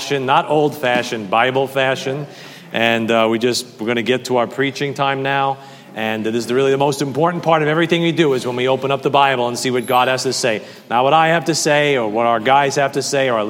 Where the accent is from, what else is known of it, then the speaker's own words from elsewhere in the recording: New York, United States; I'm from New York